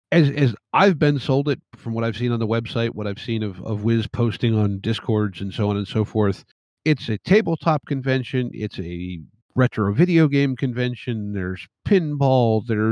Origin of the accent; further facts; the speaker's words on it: North Central Pennsylvania, United States; I grew up in very rural area of North Central Pennsylvania.